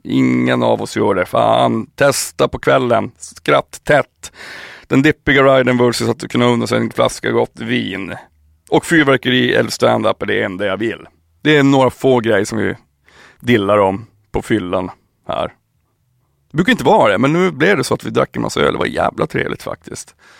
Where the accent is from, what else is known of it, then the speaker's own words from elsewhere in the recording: Piteå, Norrbotten County, Sweden; moved away; also born or lived in Märsta; när jag flyttade hemifrån, flyttade till, till Märsta, när jag flyttade från Piteå till Märsta